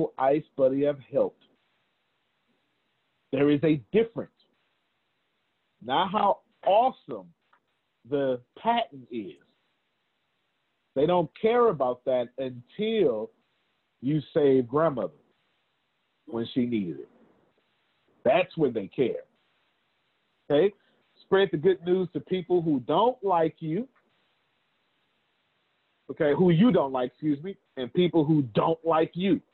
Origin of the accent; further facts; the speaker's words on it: Texas, United States; I'm from Texas